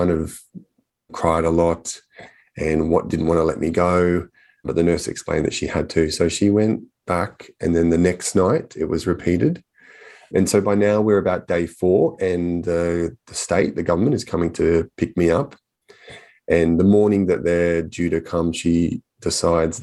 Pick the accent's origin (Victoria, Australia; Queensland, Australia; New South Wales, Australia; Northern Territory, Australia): Queensland, Australia; Southport; it starts in Queensland, where I'm from. I was born in Southport on the Gold Coast in the 80s to a single mum